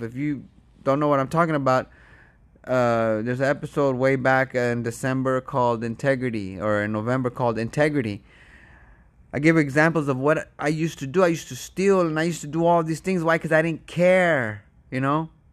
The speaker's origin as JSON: {"language": "English", "country": "United States", "said": "I'm from America. I'm visiting."}